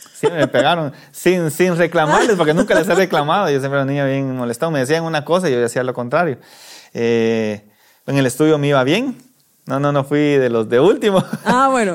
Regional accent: La Unión, Zacapa, Guatemala; now in Guatemala City, Guatemala; Yo soy de la Unión Zacapa

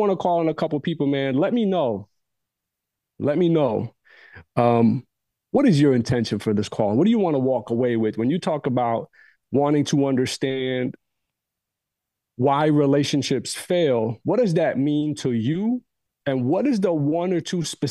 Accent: United States; Growing up in the States, different communities

